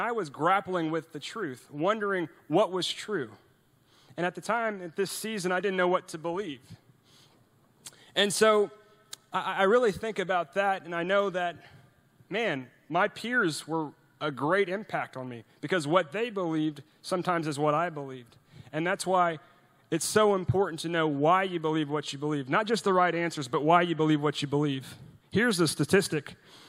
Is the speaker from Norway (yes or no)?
yes; Norway; English is a second language; now in United States; And I'm from Norway. You know, I was born in Norway, and my mom's Norwegian, my dad's American.